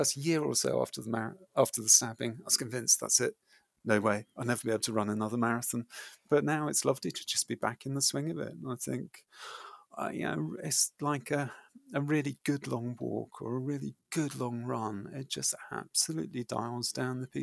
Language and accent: English; United Kingdom; I approached them as a British runner navigating trauma